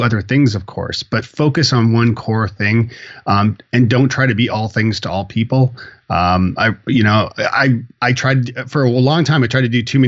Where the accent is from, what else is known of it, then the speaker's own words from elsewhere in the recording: Toronto, Ontario, Canada; moved away as an adult; also born or lived in Ireland; now in Nashville, United States; I am born and bred in Toronto, Canada. I moved to Ireland to find myself and my Irish roots and all that good stuff, being a …, and met my wife there.